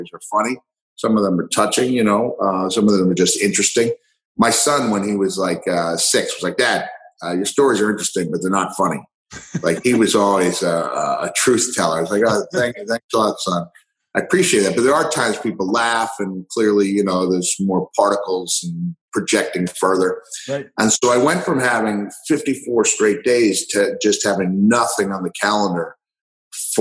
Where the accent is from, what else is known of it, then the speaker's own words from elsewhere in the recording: Long Island, New York, United States; moved away as an adult; also born or lived in Texas / Tennessee / Georgia / Florida; I'm on Long Island. I grew up on Long Island, moved back